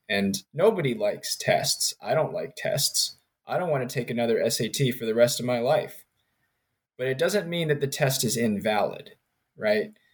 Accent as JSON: {"language": "English", "country": "United States", "tie": "born or raised there", "also_born_or_lived": "Richmond, Virginia / Princeton, New Jersey / Maryland / North Carolina", "said": "So I grew up in Richmond, Virginia, and Princeton, New Jersey. Um, I was born in Maryland"}